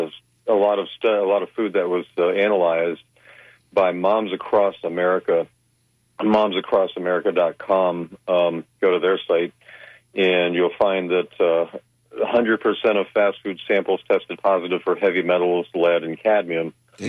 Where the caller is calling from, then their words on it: Clearwater, Florida, United States; in Clearwater.